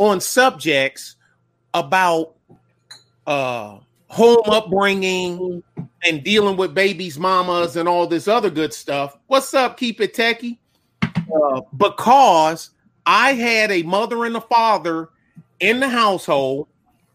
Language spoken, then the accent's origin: English; Detroit, Michigan, United States; moved away; also born or lived in Texas; I'm from Detroit's West Side